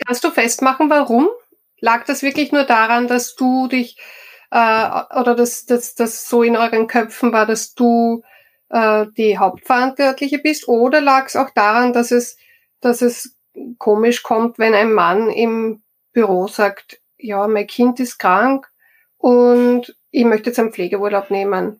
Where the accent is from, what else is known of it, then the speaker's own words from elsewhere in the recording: Styria, Austria; moved away; also born or lived in Vienna; Ich komme aus der Steiermark.